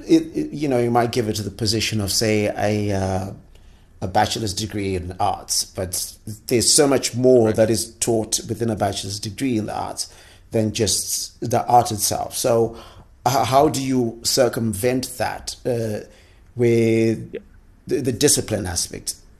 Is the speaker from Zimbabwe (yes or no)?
yes; Zimbabwe; I'm from Zimbabwe